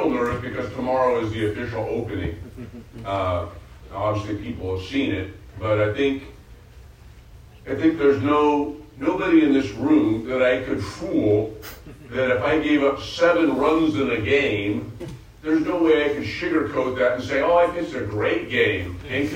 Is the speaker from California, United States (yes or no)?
yes; outside of the Bay Area, California, United States; I grew up in the outside of the Bay Area as an Oakland A's fan